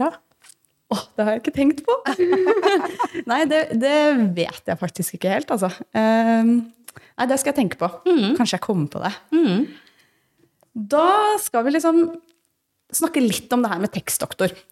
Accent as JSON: {"language": "Norwegian", "region": "Northern Norway", "country": "Norway", "accent": "nordnorsk and østlandsk", "said": "Jeg snakker jo to dialekter. Jeg snakker jo nordnorsk ah, og østlandsk."}